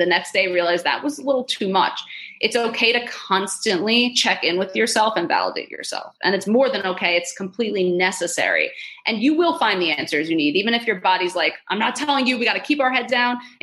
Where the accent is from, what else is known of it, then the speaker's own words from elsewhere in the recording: New York, United States; I'm a Jew from New York